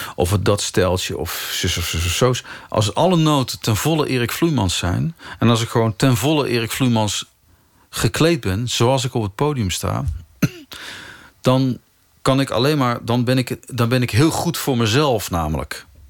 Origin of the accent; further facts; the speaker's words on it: 's-Hertogenbosch, North Brabant, Netherlands; Ik, heb, ik ben in Den Bosch getogen.